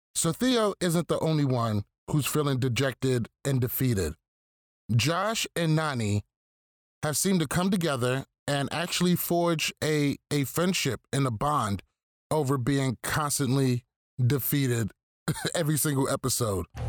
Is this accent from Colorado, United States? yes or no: no; New York, United States; I'm from New York